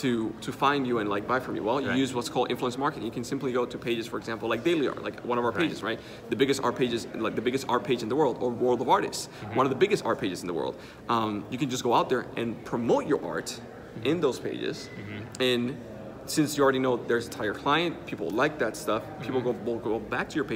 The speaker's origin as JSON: {"language": "English", "country": "Dominican Republic", "first_language": "Spanish", "second_language": "English", "said": "I'm from the Dominican Republic"}